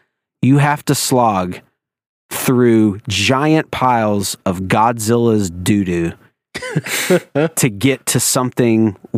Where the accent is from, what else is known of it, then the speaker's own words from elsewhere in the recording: Wilmington, North Carolina, United States; I'm actually from Monkey Junction, which is basically Wilmington.